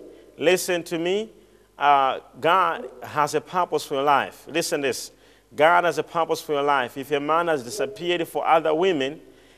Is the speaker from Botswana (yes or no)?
yes; Botswana; I'm from Botswana.